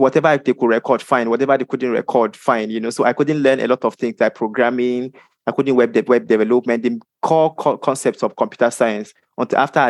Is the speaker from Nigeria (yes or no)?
yes; Nigeria; I am from Nigeria